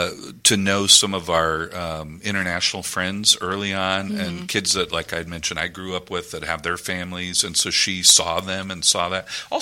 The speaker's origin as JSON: {"language": "English", "region": "Iowa", "country": "United States", "tie": "born or raised there", "said": "I grew up in Iowa"}